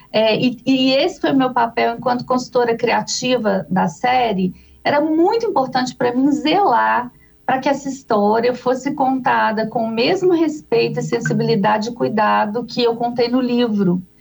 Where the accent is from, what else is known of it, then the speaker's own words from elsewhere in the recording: Minas Gerais, Brazil; accent: mineiro; eu sou de Minas Gerais, acho que o sotaque também não nega, né, gente?